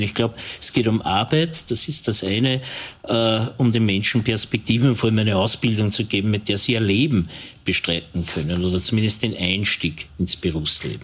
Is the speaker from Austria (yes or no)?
yes; Linz, Upper Austria, Austria; das weiß ich ganz besonders als Linzer